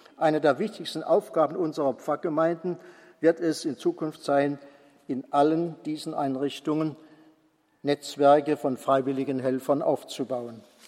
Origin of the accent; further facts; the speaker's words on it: Mosbach, Baden-Württemberg, Germany; now in Bonn, Germany; meiner Heimatgemeinde Musbach